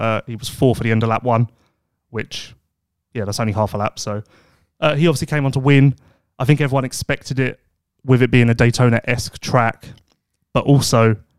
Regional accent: South Africa; I guess being South African, growing up, I guess it's like Australia.

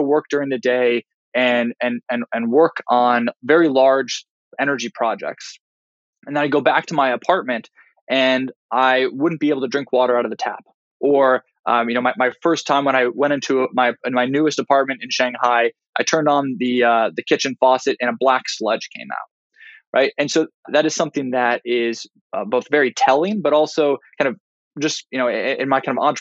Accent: Kansas City, United States; moved away as an adult; also born or lived in China; I'm a Midwestern guy. I grew up just outside of Kansas City

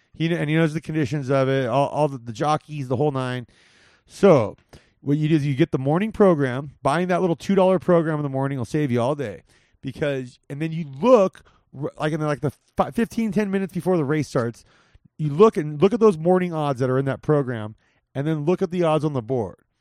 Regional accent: Whittier, California, United States; La Mirada High School, which is close to where I grew up in Whittier

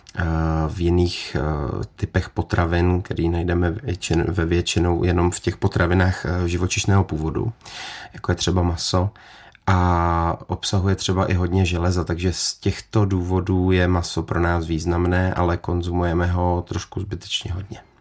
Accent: Czechia; tady jako u nás v Čechách

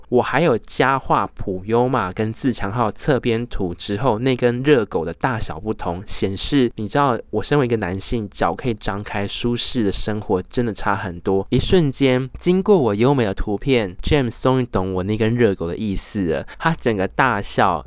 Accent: Tainan, Taiwan; moved away; 回到我的老家，台南市

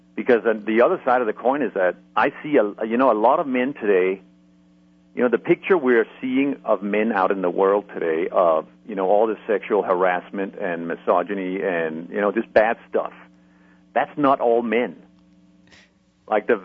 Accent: Denmark; moved away; I'm originally from Denmark

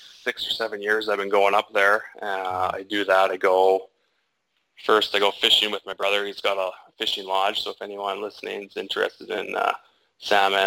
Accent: Port McNeill, British Columbia, Canada; now in Vancouver, Canada; We grew up in Port McNeil as well together.

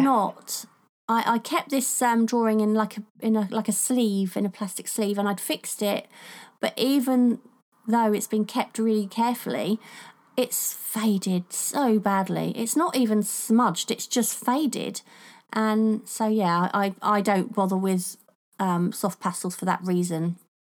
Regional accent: England, United Kingdom; I'm English

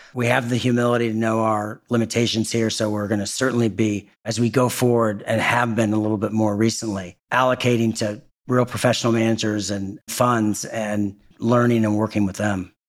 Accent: Indianapolis, Indiana, United States; moved away; also born or lived in Northern California; I'm a Hoosier. I'm from Indiana. I spend a lot of my time in beautiful Northern California and I'm back in my home state and home city of Indianapolis a lot

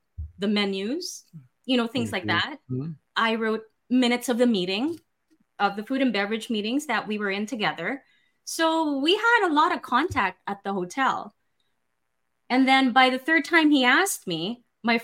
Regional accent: Philippines; also born or lived in New York City / Philadelphia / Anguilla; now in Houston, United States; I was born and raised in the Philippines, and I moved to New York City

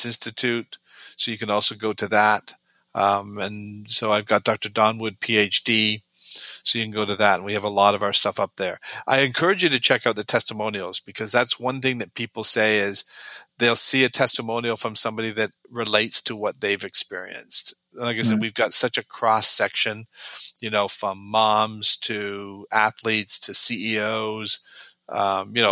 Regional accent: Canada; moved away as an adult; also born or lived in Sweden; now in Florida, United States; I'm originally from Canada

